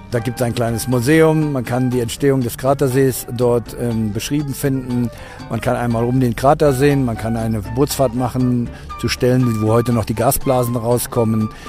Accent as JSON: {"language": "German", "country": "Germany", "lives_now": "Ecuador", "said": "Als Deutscher ist es sehr leicht, in Ecuador Fuß zu fassen."}